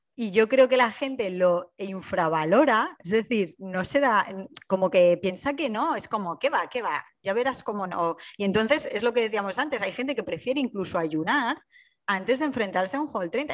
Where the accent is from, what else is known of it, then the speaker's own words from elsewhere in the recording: Alicante, Valencian Community, Spain; moved away as an adult; now in Hamburg, Germany; yo soy alicantina y vivo en Hamburgo